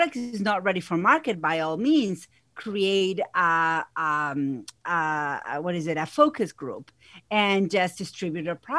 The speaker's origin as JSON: {"language": "English", "country": "Argentina", "second_language": "English", "moved": "as an adult", "lives_now": "United States", "said": "if you hear an accent, it's because I have one. I'm originally from Argentina. I've been here in the U.S. for over 20 years."}